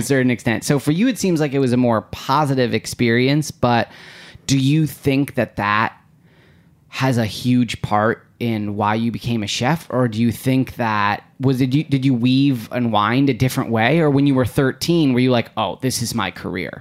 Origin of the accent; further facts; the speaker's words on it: Midwest, United States; we're both from the Midwest